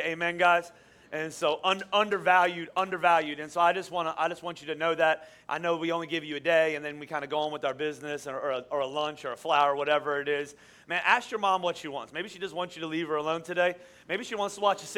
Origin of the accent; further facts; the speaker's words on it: Boyertown, Pennsylvania, United States; moved away as an adult; now in Phoenixville, United States; I grew up in Boyertown